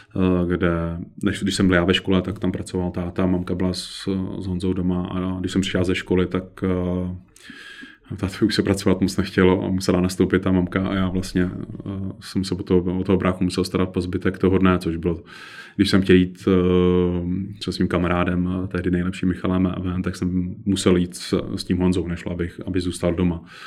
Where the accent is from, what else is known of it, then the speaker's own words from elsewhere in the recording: Kovansko, Central Bohemian Region, Czechia; Já jsem z Kovanska, to je malá vesnice Unimburka, která v té době měla zhruba asi 120 obyvatel